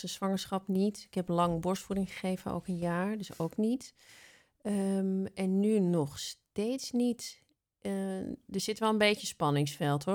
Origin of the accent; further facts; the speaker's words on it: Amsterdam, North Holland, Netherlands; ik ben geboren in Amsterdam